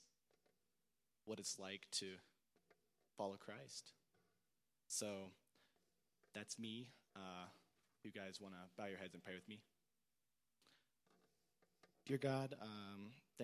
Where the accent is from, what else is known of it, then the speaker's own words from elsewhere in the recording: Ohio, United States; I'm from Ohio